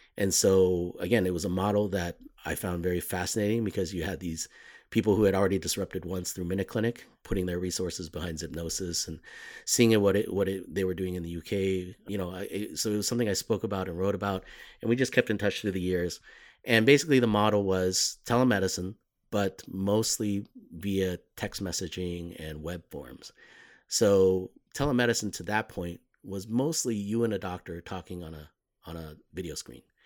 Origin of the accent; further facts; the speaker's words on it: Los Angeles, California, United States; moved away as an adult; I grew up mostly in Los Angeles